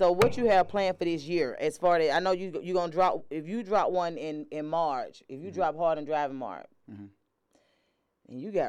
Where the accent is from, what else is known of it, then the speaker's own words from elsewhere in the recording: Atlanta, Georgia, United States; I'm from Atlanta, right?